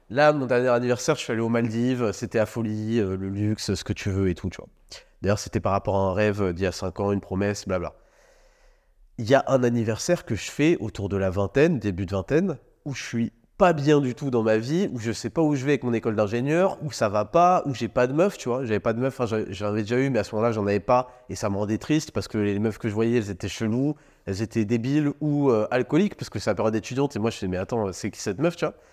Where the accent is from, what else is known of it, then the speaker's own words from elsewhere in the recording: France; on a grandi en France